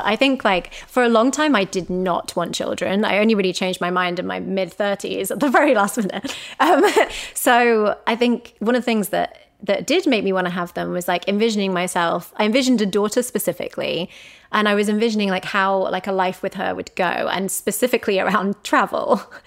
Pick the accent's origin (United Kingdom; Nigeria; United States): United Kingdom; England; moved away; we are English people